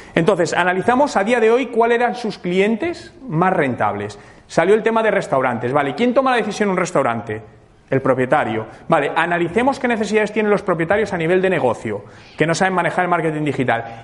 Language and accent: Spanish; Madrid, Community of Madrid, Spain; moved away as an adult; now in Canada; soy de Madrid, llevo dos años viviendo en Canadá